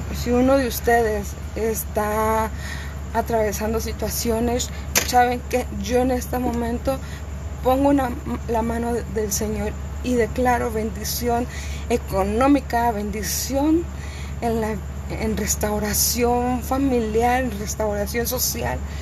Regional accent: Cuernavaca, Morelos, Mexico; moved away; yo soy de Cuernavaca, Morelos, yo soy de México, originariamente no, pero yo soy de México.

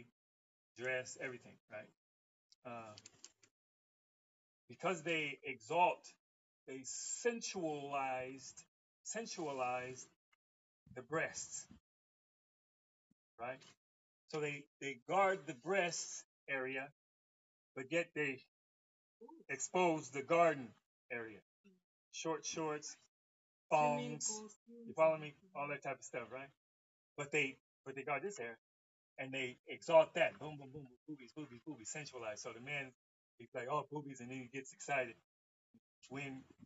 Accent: Los Angeles, California, United States; I was from Los Angeles

